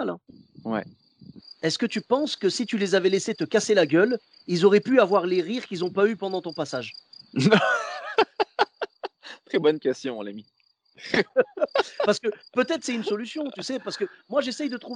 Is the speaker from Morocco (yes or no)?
yes; Morocco; Moi, je suis marocain.